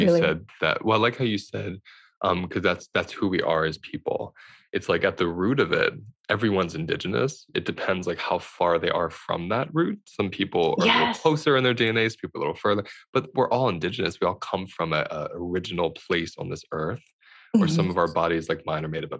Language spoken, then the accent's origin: English; United States; in America, growing up in America